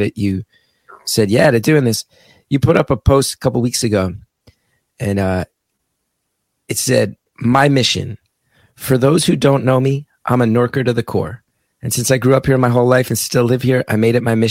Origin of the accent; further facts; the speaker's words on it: West Orange, New Jersey, United States; Born and raised in West Orange in the 80s and 90s